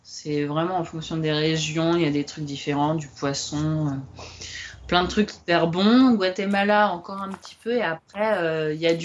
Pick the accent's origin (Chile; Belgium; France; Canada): France; comme on est français, nous, la bouffe, euh, c'est un peu important, quoi.